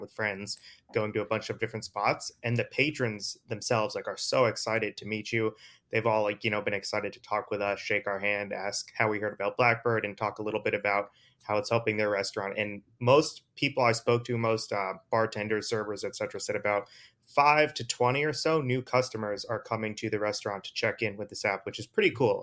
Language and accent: English; East Coast, United States; I'm from the East Coast